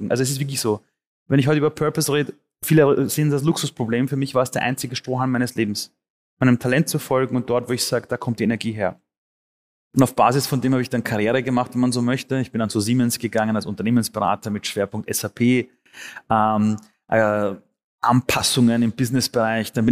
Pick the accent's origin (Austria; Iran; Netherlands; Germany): Austria; und dann mit Amnesty International oder der UN und der UN nach Europa und dann aufgewachsen am Flüchtlingsheim. Ähm, dann wurde Österreich meine Heimat